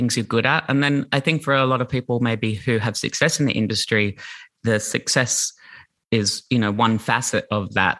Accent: Brisbane, Queensland, Australia; I grew up in Brisbane in the 80s and 90s in the suburbs on the north side in Brighton

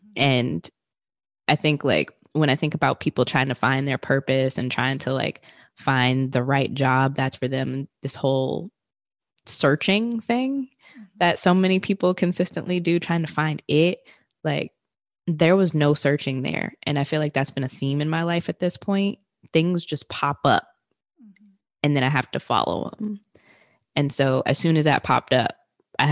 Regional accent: Richmond, Virginia, United States; moved away as an adult; also born or lived in New York; I'm originally from Richmond, Virginia, but have lived in like multiple areas of Virginia.

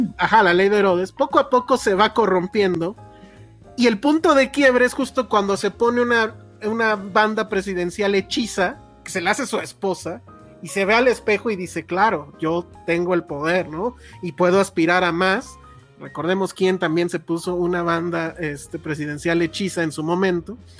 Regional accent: Mexico; lo que en teoría somos los mexicanos

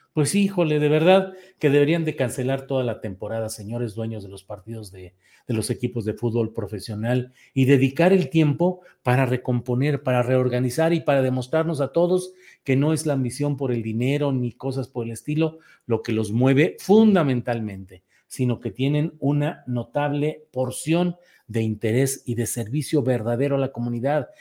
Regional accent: Torreón, Coahuila, Mexico; soy oriundo de Torreón, Coahuila

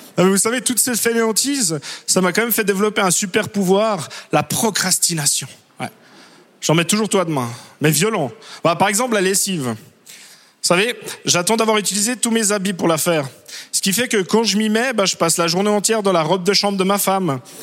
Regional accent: Switzerland; je suis suisse

